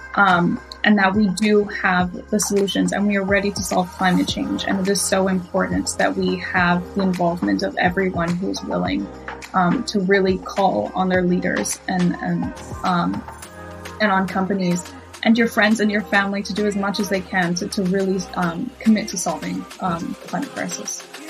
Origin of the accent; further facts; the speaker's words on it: Miami, Florida, United States; I grew up in Miami.